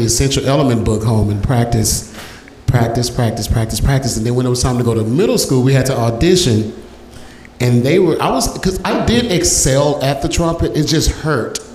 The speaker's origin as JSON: {"language": "English", "town": "Dallas", "region": "Texas", "country": "United States", "tie": "born or raised there", "said": "growing up in Oak Cliff"}